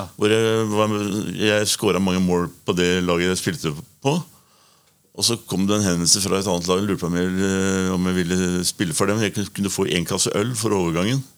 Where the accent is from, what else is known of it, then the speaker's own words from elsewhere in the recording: Oslo, Norway; en Oslo-gutt